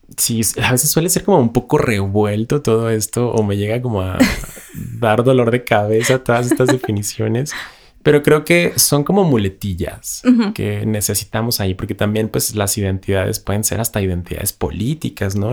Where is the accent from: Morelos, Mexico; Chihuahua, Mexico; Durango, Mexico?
Chihuahua, Mexico; Ciudad Juárez; moved away; yo que vengo de Ciudad Juárez